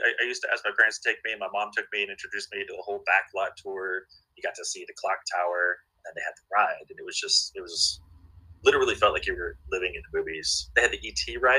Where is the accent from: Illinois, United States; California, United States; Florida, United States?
California, United States; Manhattan Beach; I grew up in Manhattan Beach. My dad moved over from the other Manhattan when he was in his 20s, 30s. And they all moved here. He met my mom here. I grew up down in the South Bay.